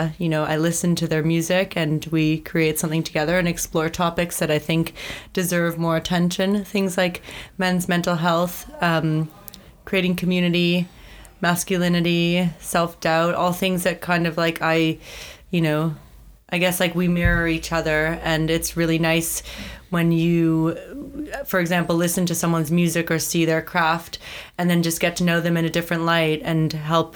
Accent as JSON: {"language": "English", "town": "Thornhill", "region": "Ontario", "country": "Canada", "tie": "born or raised there", "said": "I grew up in Thornhill, Ontario, a very lively suburban place"}